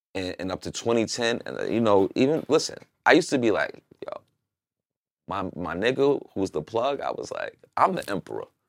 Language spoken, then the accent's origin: English; New York, United States; moved away; I'm from New York.